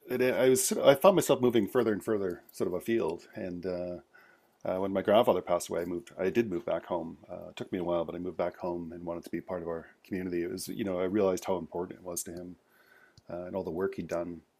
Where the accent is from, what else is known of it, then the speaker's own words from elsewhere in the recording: British Columbia, Canada; In English, uh … I'm from Squamish Nation.